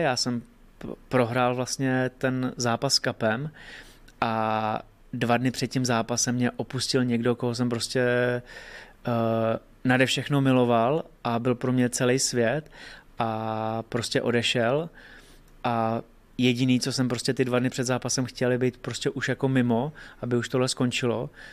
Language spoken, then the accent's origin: Czech; Hradec Králové, Hradec Králové Region, Czechia; u nás v Hradci